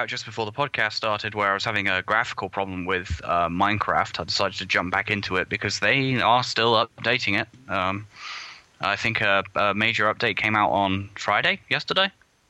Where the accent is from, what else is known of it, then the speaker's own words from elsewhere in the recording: United Kingdom; I'm a failure as a British person.